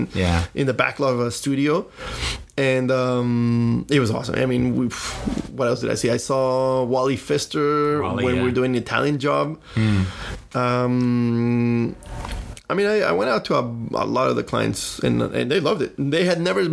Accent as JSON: {"language": "English", "country": "Colombia", "also_born_or_lived": "Los Angeles, United States", "moved": "yes", "lives_now": "Miami, United States", "said": "I came from obviously from Colombia, but I, you know, studied in the US"}